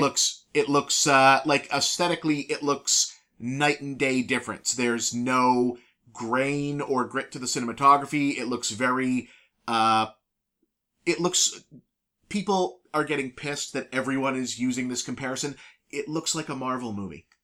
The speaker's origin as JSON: {"language": "English", "region": "New England", "country": "United States", "moved": "yes", "said": "we're from New England"}